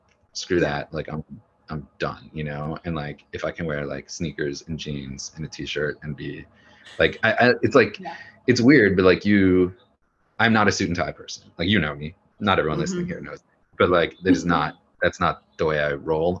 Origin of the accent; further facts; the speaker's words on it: Wisconsin, United States; moved away; also born or lived in Washington, D.C.; I'm from Wisconsin.